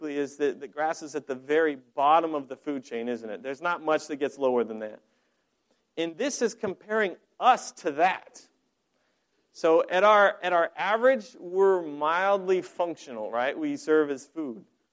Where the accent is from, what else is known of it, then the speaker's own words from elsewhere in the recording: Colorado, United States; moved away; I'm from Colorado originally. I grew up on a ranch.